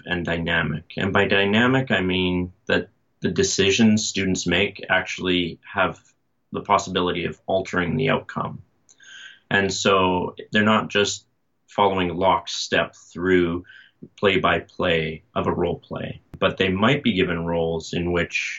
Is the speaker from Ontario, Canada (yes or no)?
no; Calgary, Alberta, Canada; moved away as an adult; also born or lived in Redwood City, California; I was born and raised in Calgary and, you know, eventually got back there.